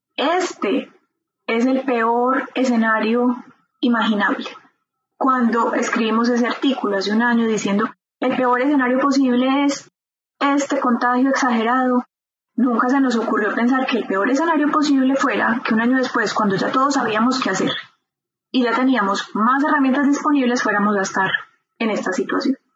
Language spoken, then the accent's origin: Spanish; Medellín, Antioquia, Colombia; moved away as an adult; also born or lived in Bern, Switzerland; now in Switzerland; nací en Medellín, Colombia